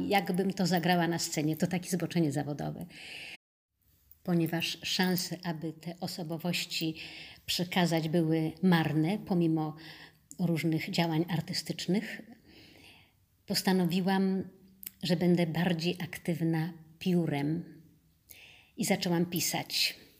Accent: Poland; first language Polish; moved away as an adult; now in Turkey; jesteśmy z Polski

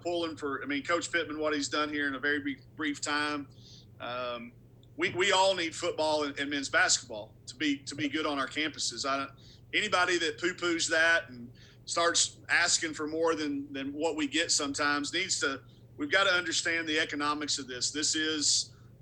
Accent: Arkansas, United States; I'm from Arkansas. I've loved the Razorbacks since the day I was born

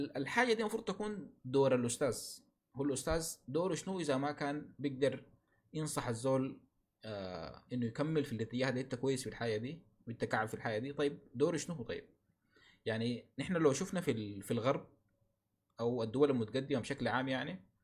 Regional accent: Sudan; عندنا في السودان

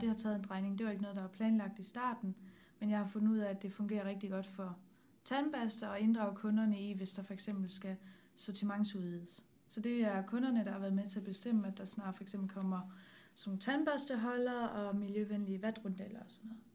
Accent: Herning, Central Denmark Region, Denmark; jeg kommer fra Herning, og der snakker alle med alle

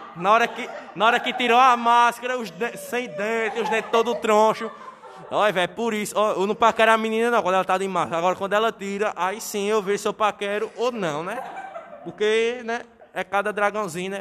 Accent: Northeast Region, Brazil; eu sou nordestino

